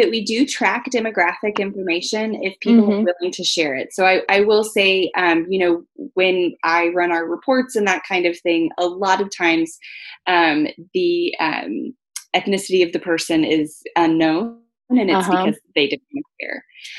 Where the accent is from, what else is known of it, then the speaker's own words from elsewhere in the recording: Texas, United States; I came from Texas. I lived in Germany for a while